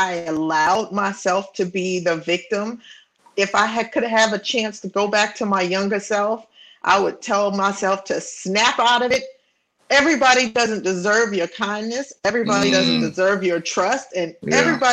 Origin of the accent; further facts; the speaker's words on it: New York City, New York, United States; we of course all grew up in New York, Brooklyn and the Bronx. I'm from Brooklyn